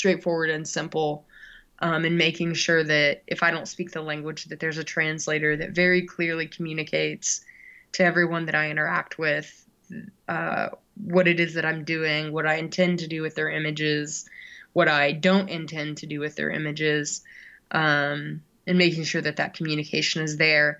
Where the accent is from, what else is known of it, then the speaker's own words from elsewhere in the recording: United States; as an American growing up in a pretty, you know, traditional family setting